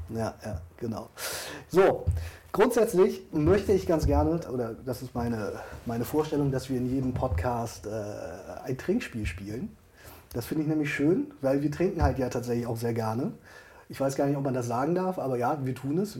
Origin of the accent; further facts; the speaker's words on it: Hamburg, Germany; Wir, wir kommen beide übrigens aus Hamburg